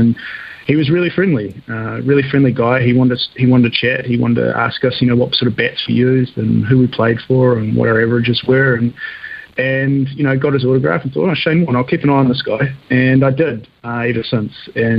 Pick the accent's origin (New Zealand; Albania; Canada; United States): New Zealand; being a kid growing up in New Zealand in the 80s and early 90s